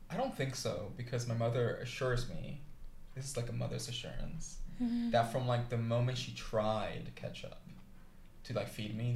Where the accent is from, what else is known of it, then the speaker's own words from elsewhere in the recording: New York, United States; moved away as an adult; now in Portland, United States; Um, where I'm from, I'm from New York City. Mm-hmm. state. um, although I'm a transplant of the PNW